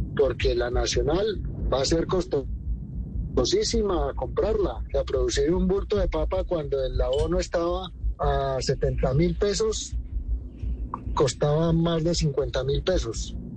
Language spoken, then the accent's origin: Spanish; Boyacá, Colombia; Boyacá, mi tierra